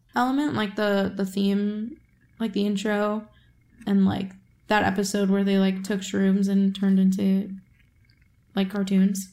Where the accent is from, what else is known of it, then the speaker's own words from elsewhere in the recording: Midwest, United States; now in New York, United States; I'm from the Midwest